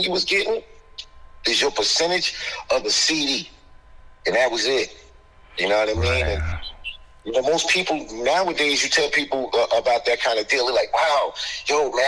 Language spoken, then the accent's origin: English; New York City, New York, United States; growing up in Hollis